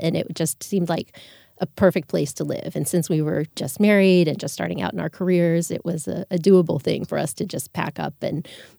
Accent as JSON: {"language": "English", "area": "just outside of Fort Lauderdale", "region": "South Florida", "country": "United States", "tie": "born or raised there", "said": "I grew up in South Florida, just outside of Fort Lauderdale."}